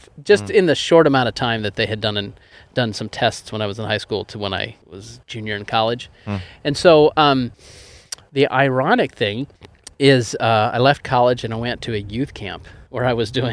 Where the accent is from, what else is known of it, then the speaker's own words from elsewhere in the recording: East Coast, United States; moved away; I am originally from the East Coast